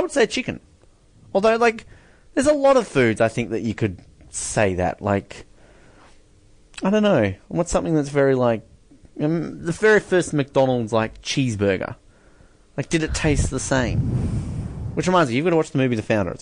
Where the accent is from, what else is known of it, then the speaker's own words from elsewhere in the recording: Australia; as an Aussie